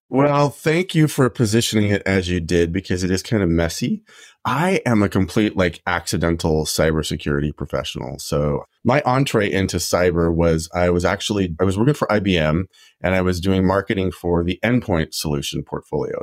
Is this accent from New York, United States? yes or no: no; Idaho, United States; I grew up in Idaho